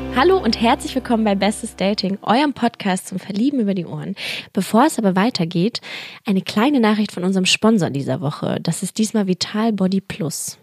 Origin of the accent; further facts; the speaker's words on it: Berlin, Germany; ich bin ja auch Berliner